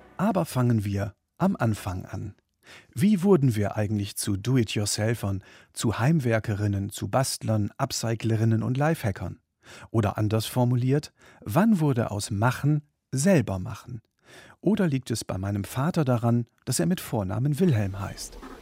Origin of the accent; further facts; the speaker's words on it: Germany; In meiner Kindheit in der Bundesrepublik der 1970er